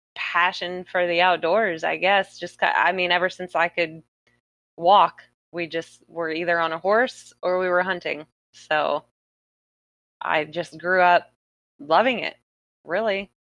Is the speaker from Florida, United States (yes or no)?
yes; South Florida, United States; I'm born and raised in South Florida